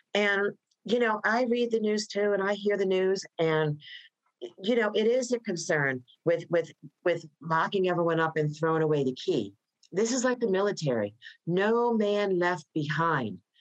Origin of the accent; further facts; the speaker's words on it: Voorhees, New Jersey, United States; moved away as an adult; now in Prince George's County, United States; I was born and raised in New Jersey, a small town called Voorhees, New Jersey